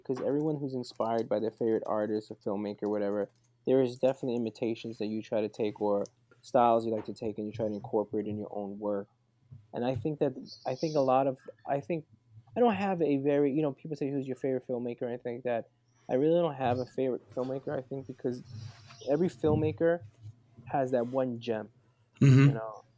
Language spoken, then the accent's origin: English; New York City, New York, United States; I grew up right in the Lower East Side, right in the smack middle of Chinatown and Little Italy